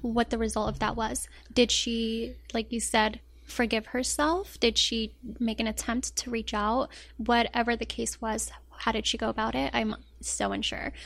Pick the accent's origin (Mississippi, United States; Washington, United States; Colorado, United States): Colorado, United States; Denver; also born or lived in Rabat, Morocco; now in Los Angeles, United States; I was raised in Colorado